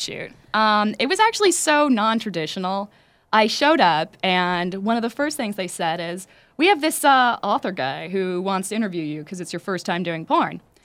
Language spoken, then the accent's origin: English; Los Angeles, California, United States; I'm from East Los Angeles.